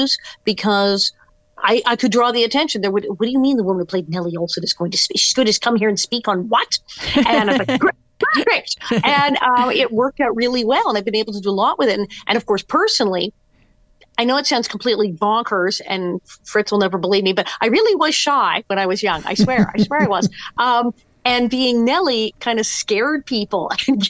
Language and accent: English; West Hollywood, California, United States; also born or lived in Queens, New York; born in New York, born in Queens, and shipped out to West Hollywood at age three.